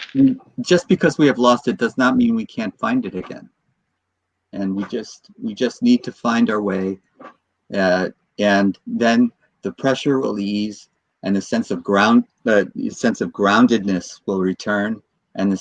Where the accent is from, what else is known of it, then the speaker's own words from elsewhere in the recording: United States; I was born in the United States and I now live in the divided states